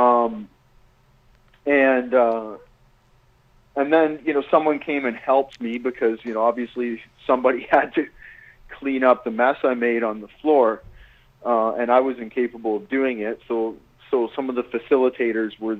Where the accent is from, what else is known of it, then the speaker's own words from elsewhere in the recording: Walkerton, Ontario, Canada; the deck of our house in Walkerton, my hometown